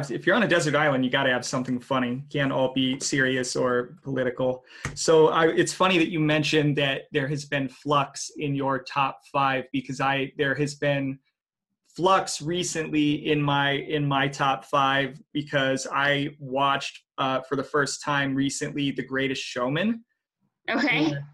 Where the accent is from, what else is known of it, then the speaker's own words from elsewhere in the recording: Texas, United States; I grew up in Texas.